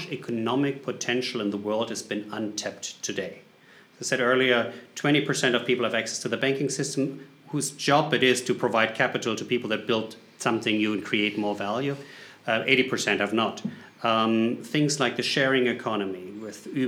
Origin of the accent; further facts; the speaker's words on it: Germany; English is a second language; moved away as an adult; now in United States; Based on the accent, you can figure it out. I'm coming from Germany originally, but I live in the U.S. since